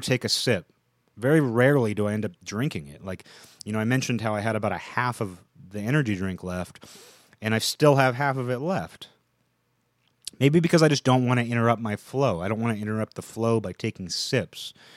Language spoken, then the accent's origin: English; Seattle, Washington, United States; I grew up in the Seattle area